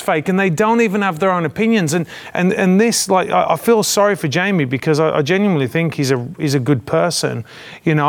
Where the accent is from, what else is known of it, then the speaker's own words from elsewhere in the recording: England, United Kingdom; moved away; back home in England, my old home in England.